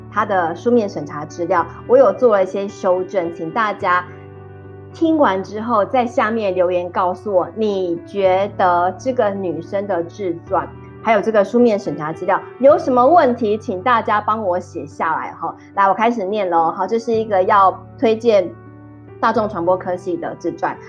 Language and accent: Chinese; Taiwan; 我们台湾人